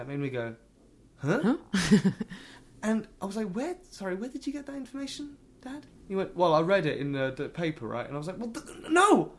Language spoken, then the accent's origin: English; England, United Kingdom; I'm English, you know, but like...